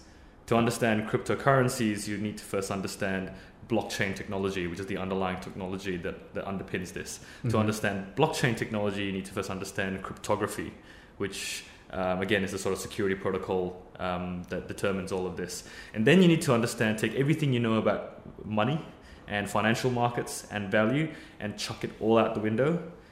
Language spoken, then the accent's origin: English; Singapore; moved away as an adult; now in Australia; I grew up in Singapore, was born and bred, did NS here. And then moved to Australia 13 years ago.